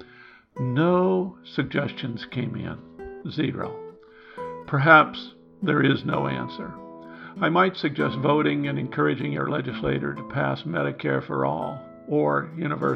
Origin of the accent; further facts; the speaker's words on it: Midwest, United States; Growing up in the Midwest